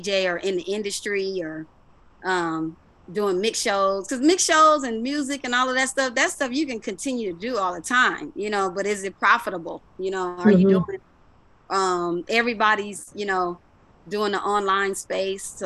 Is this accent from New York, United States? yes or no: no; Los Angeles, California, United States; I grew up obviously in South Central, when it was called South Central LA.